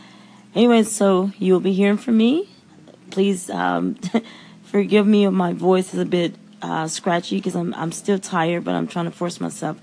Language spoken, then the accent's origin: English; Texas, United States; I am from Texas, so it's very hot there when I left.